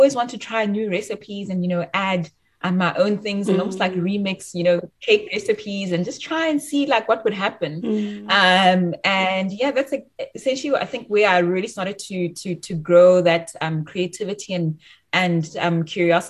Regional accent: Bloemfontein, Free State, South Africa; moved away as an adult; also born or lived in Johannesburg, South Africa / Cambridge, United Kingdom; I'm actually from Bloemfontein. I'm bred in Bloemfontein

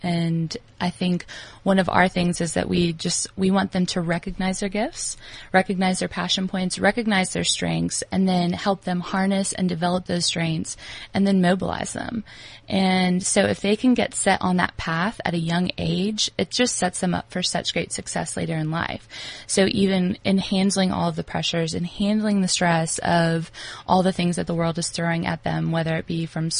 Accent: United States; moved away as an adult; now in South Africa; as an American coming into South Africa

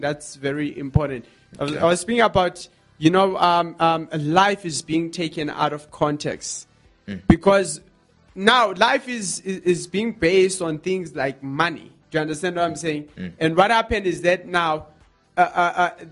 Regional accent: South Africa; as a South African people

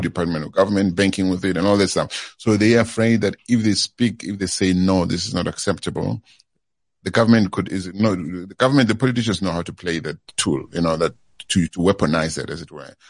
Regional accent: South Africa; moved away as an adult; we are South African, we are diverse whether we like it or not

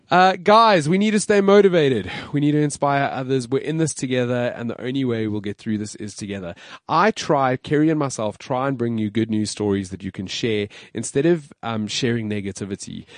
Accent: South Africa; we're South African

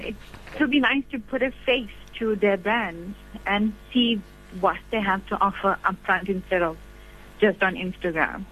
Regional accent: Durban, KwaZulu-Natal, South Africa; now in Bloemfontein, South Africa; I'm from Durban, but living in Bloemfontein

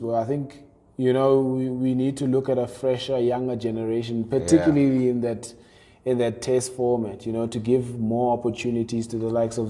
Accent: South Africa; as South African fans.

